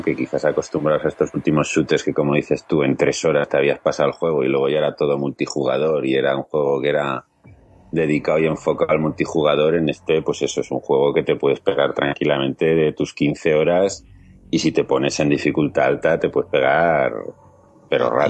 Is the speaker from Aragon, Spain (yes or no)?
yes; Huesca, Aragon, Spain; yo soy de Huesca